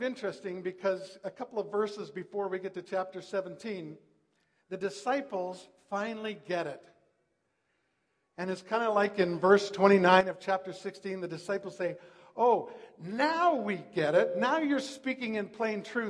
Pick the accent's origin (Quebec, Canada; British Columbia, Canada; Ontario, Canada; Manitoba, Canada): British Columbia, Canada; Langley; also born or lived in White Rock / Vancouver; I was raised in Langley, went to Langley Central Elementary School